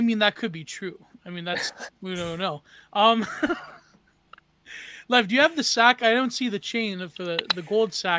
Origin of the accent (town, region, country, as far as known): Canada